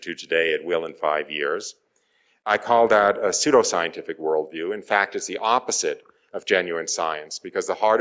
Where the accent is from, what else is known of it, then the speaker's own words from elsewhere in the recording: outside of New York City, northern New Jersey, United States; I was raised outside of New York City